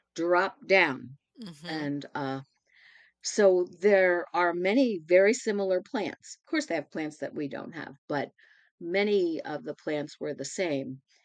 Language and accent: English; Baltimore, Maryland, United States; I was born and raised in Baltimore in some red brick row houses